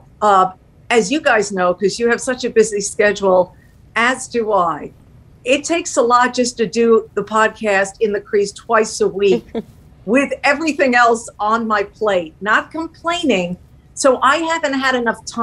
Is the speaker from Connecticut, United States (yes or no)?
no; Long Island, New York, United States; I grew up on Long Island. As I told you, I'm a New York girl